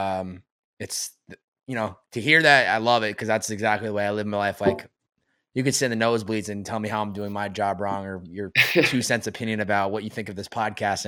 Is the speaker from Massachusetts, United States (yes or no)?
yes; Massachusetts, United States; me growing up in Massachusetts.